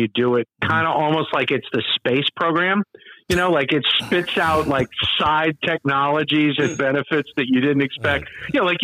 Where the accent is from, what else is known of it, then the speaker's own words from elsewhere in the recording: Metairie, Louisiana, United States; I grew up in Metairie, so I'm not actually a New Orleanian